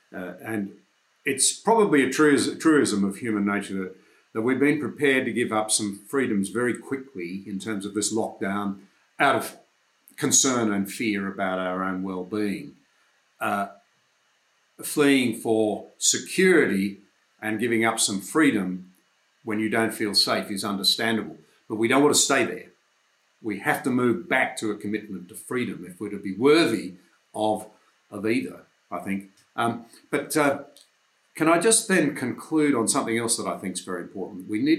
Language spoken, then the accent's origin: English; Australia; I'm an Australian farmer.